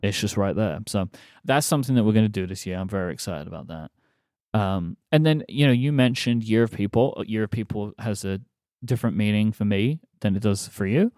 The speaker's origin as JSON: {"language": "English", "region": "London", "country": "United Kingdom", "tie": "born or raised there", "said": "we are doing a show in my hometown"}